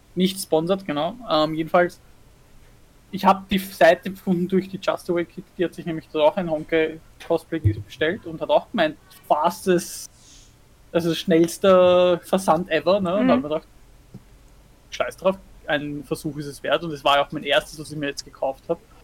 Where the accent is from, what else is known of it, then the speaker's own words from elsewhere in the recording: Austria; bei uns in Österreich